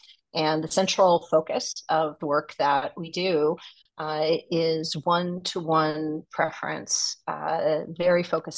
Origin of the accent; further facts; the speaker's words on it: New Jersey, United States; also born or lived in New York / London / Tokyo; I'm originally from New Jersey, home of the Sopranos, and a lot of bad New Jersey Turnpike jokes.